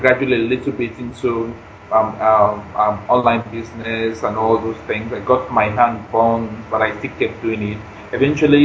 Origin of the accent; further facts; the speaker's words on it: Nigeria; moved away as an adult; now in United States; I'm in Nigerian, but I stay in the U.S.